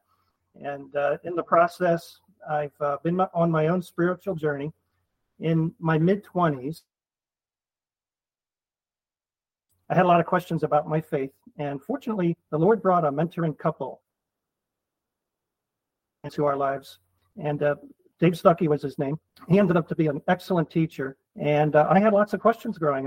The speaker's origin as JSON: {"language": "English", "town": "Philadelphia", "region": "Pennsylvania", "country": "United States", "said": "I'm originally from the Philadelphia area. I grew up in a home"}